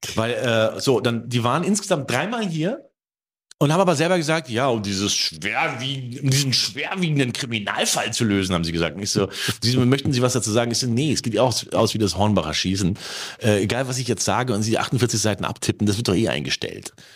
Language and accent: German; Germany; ich eins kann als Deutscher